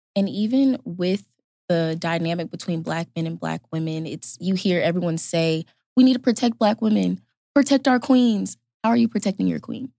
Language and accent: English; Fayetteville, North Carolina, United States; I'm a rising senior sociology anthropology major from Fayetteville, North Carolina